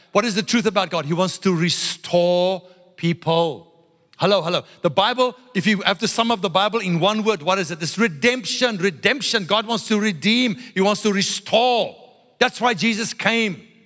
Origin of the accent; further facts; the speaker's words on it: South Africa; I grew up in South Africa. White South African religious people